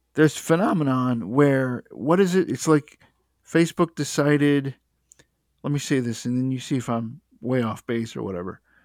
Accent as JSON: {"language": "English", "country": "United States", "said": "I'm American"}